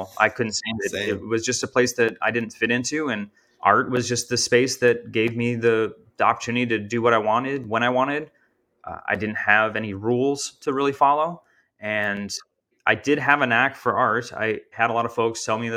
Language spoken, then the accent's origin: English; Minnesota, United States; moved away as an adult; now in Texas, United States; I grew up in Minnesota. So, you know, that's 17 years of growing up in my life, living in that space.